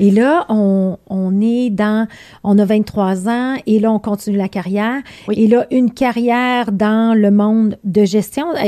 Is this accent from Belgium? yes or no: yes; Belgium; accent: Belgian; moved away